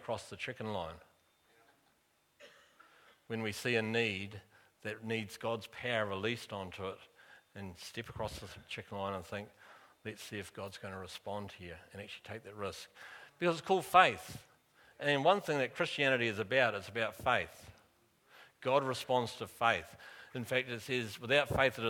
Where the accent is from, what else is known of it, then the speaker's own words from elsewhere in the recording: Rangiora, Canterbury, New Zealand; As a kid, I grew up in Rangiora, and Dad had an engineering business there